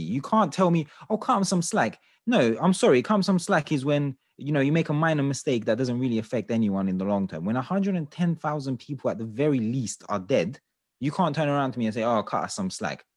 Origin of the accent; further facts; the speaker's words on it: London, United Kingdom; London is my home, I'm from England, I was born here, I was raised here.